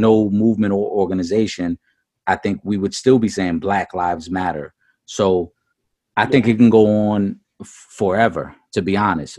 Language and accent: English; New York City, New York, United States; as a Puerto Rican man, I saw the disrespect he gave to my island, even though I was born in in New York City and I'm American